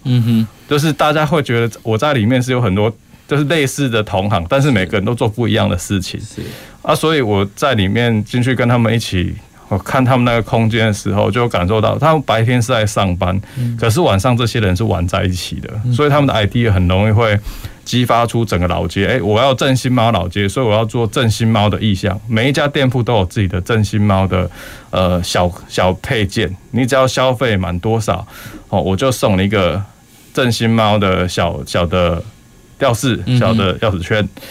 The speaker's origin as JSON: {"language": "Chinese", "area": "Railway New Village", "region": "Kaohsiung", "country": "Taiwan", "tie": "born or raised there", "said": "我本身是客家人，因为我爷爷就是铁路新村那边的，台铁节约员工，我在那边长大"}